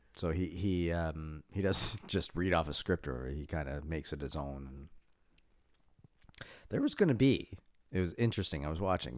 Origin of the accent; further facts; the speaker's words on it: East Coast, Canada; now in Toronto, Canada; I'm from the East Coast